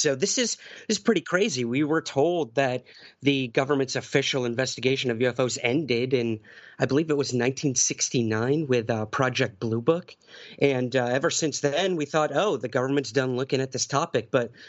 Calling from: New York City, New York, United States; I'm joining you from New York City this time.

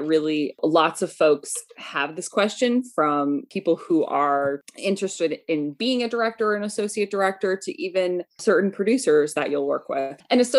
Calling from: Washington, Connecticut, United States; I'm calling from Washington, Connecticut, in Litchfield County.

